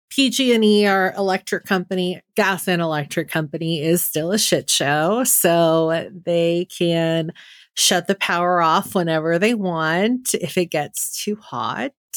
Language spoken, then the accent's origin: English; Bay Area, California, United States; I grew up in the Bay Area in a very, um, hippy-dippy